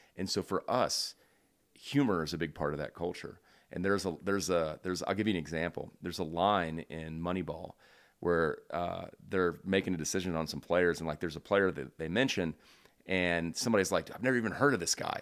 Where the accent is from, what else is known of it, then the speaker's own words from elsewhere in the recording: Houston, Texas, United States; moved away as an adult; also born or lived in United Kingdom; now in Charlottesville, United States; I grew up in Houston